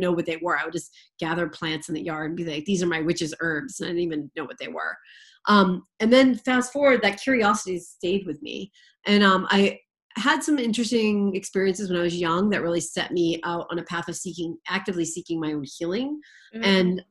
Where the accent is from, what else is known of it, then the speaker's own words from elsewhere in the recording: Boston, Massachusetts, United States; I'm from the Boston area